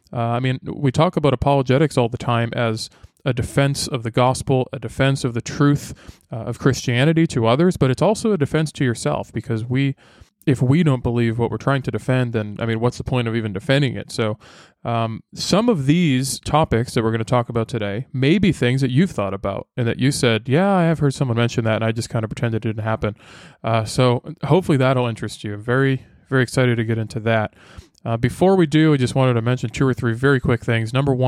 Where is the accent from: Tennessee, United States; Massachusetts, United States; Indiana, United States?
Massachusetts, United States; I grew up north in Massachusetts, and it was always like in the winter, it would get to negative.